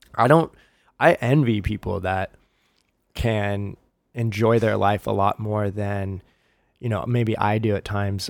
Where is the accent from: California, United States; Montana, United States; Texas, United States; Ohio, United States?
California, United States; Huntington Beach; I grew up in Huntington.